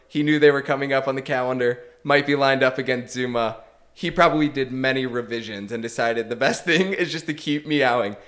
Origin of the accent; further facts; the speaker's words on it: United States; as an American